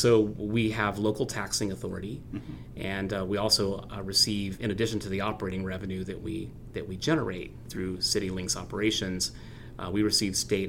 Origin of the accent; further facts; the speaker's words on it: Lafayette, Indiana, United States; also born or lived in Ann Arbor, Michigan; now in Fort Wayne, United States; I'm born and raised in Lafayette, Indiana